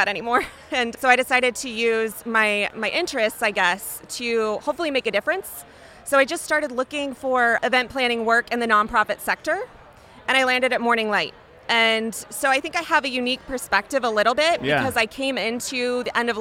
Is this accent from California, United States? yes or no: no; Indianapolis, Indiana, United States; Indianapolis, which is my hometown